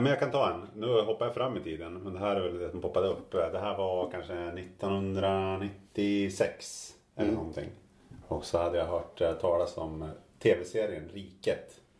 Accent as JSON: {"language": "Swedish", "region": "Jämtland", "country": "Sweden", "said": "det är jag som är från Jämtland och Norrland"}